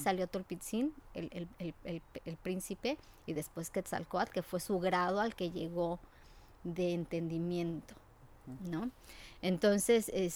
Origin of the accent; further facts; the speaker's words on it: Mexico City, Mexico; now in United States; Mi mamá es mexicana la Ciudad de México, eh, con orígenes de Querétaro. Eh, ya migraron hacia la Ciudad de México, eh, mi abuelita, y vivimos junto a donde está la UNAM.